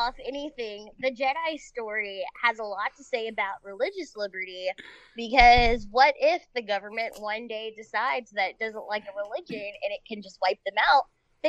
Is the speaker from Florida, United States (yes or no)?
yes; Fort Lauderdale, Florida, United States; moved away as an adult; also born or lived in Fairfax, Virginia; now in Washington, D.C., United States; So I grew up in Fort Lauderdale